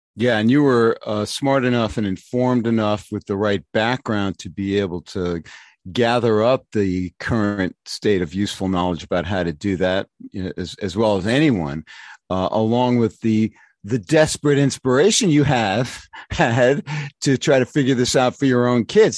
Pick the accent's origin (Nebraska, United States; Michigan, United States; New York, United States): New York, United States; New York City; when I was growing up in the New York City public schools in the nineteen sixties